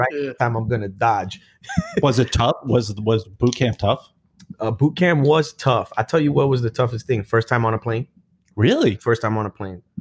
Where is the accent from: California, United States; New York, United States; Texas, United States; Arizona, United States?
New York, United States; Brooklyn; I grew up in Brooklyn, New York, Sunset Park.